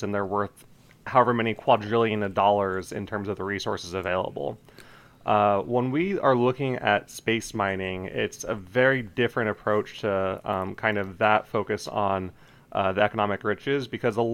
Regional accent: Colorado, United States; I'm originally from Colorado

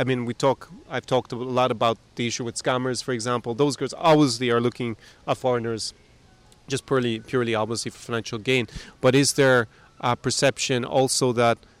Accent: Ireland; now in Ukraine; I grew up in Ireland where we definitely drink a lot.

